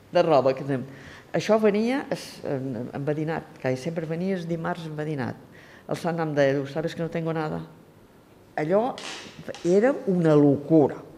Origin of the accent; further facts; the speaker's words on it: Santa Eulària des Riu, Balearic Islands, Spain; He nascut a Santa Lletruris, tinc 78 anys.